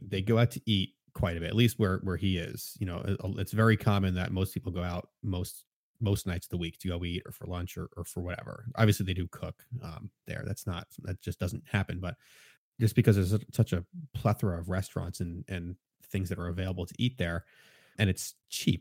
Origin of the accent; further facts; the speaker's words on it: Philadelphia, Pennsylvania, United States; I'm from Philadelphia